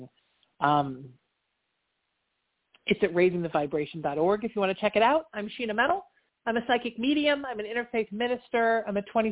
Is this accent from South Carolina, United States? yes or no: no; Orange County, California, United States; also born or lived in Surf City (Huntington Beach); where I grew up in Orange County, an hour south